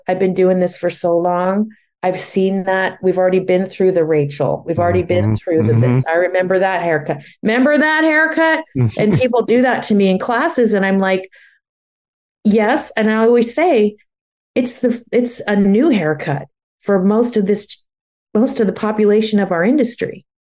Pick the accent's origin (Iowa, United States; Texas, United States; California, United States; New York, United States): New York, United States; now in Napa, United States; I never thought I'd leave New York because it was part of my identity of I live in New York. I'm a New Yorker, you know?